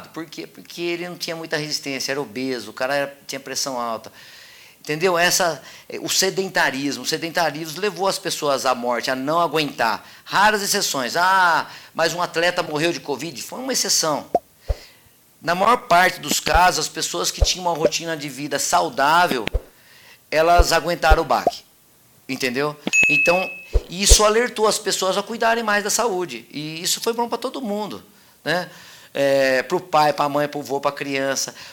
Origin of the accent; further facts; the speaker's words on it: Mogi Guaçu, São Paulo, Brazil; Olha, eu sou de Mogi Guaçu